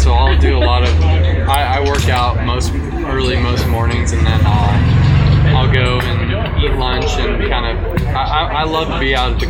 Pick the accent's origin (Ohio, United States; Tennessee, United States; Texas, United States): Texas, United States; San Antonio; also born or lived in Charleston; I grew up in San Antonio.